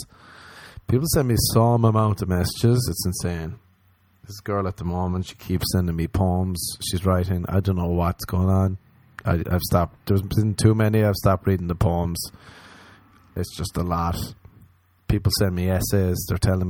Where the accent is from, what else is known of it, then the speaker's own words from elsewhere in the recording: Ireland; I'm Irish